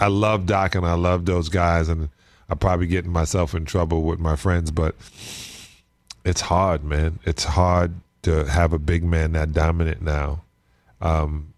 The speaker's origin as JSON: {"language": "English", "region": "New York", "country": "United States", "tie": "born or raised there", "said": "growing up in New York, we play a game called on the snow called King of the Hill"}